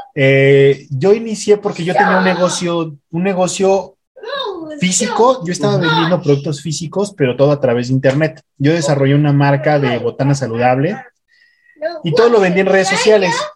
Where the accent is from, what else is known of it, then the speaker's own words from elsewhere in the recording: Mexico City, Mexico; now in Puebla, Mexico; yo soy de México. Actualmente vivo, vivo acá en Puebla